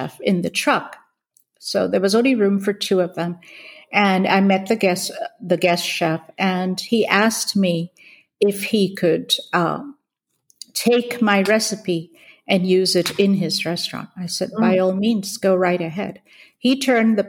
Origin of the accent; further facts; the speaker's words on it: Hong Kong; moved away as an adult; also born or lived in India / California; So I grew up in Hong Kong. I was born in India, moved to Hong Kong, grew up in Hong Kong